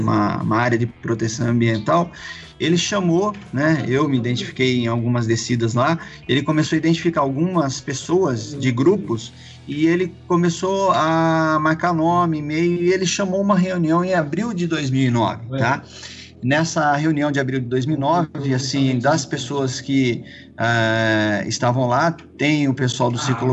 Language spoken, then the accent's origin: Portuguese; Campinas, São Paulo, Brazil; eu sou de Campinas